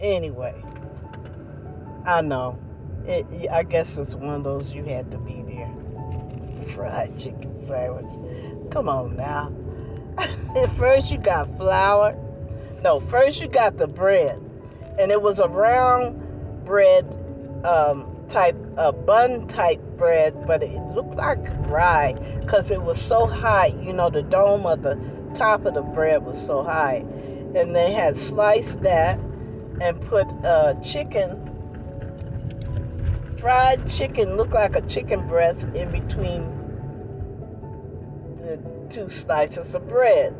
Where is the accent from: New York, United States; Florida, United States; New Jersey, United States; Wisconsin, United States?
New Jersey, United States; I'm from New Jersey. My family from Georgia